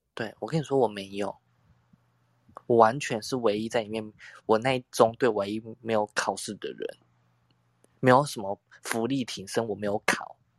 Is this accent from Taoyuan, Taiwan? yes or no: no; Tainan, Taiwan; 身为台南人的我